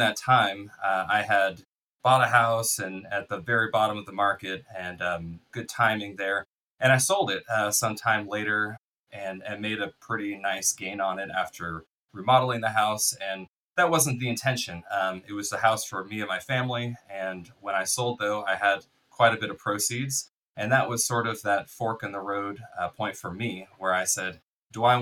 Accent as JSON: {"language": "English", "area": "Bay Area", "region": "California", "country": "United States", "said": "I went to school here. I'm from the Bay Area in California here"}